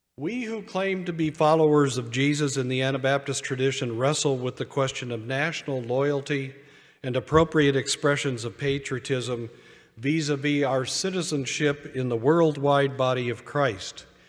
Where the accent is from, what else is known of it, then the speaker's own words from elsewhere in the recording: United States; I am an American